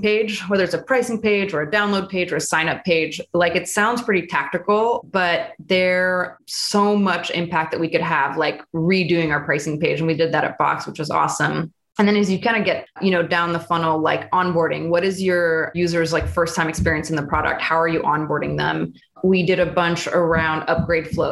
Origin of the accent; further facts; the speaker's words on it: Bay Area, California, United States; Born and raised in the Bay Area. My parents immigrated from France, so kind of have that connection